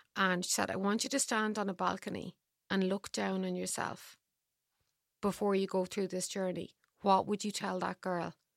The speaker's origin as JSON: {"language": "English", "country": "Ireland", "said": "I'm Irish."}